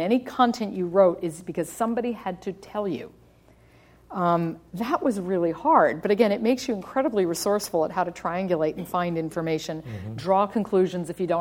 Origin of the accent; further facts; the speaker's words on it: United States; accent: American; moved away; also born or lived in overseas; I'm an American. I sound like an American, but I've spent 10 years overseas.